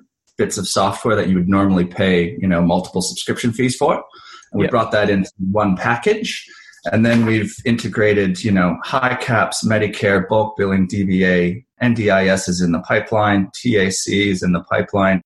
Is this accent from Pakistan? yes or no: no; Canada; moved away as an adult; now in Melbourne, Australia; I'm from Canada originally, but moved here 7 years ago looking for better weather